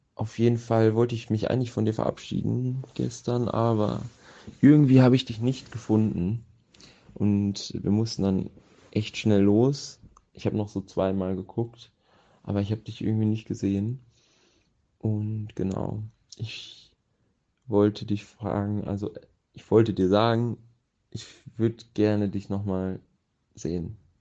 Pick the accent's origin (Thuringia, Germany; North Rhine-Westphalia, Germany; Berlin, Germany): North Rhine-Westphalia, Germany; Bad Oeynhausen; Ich komme aus Bad Oeynhausen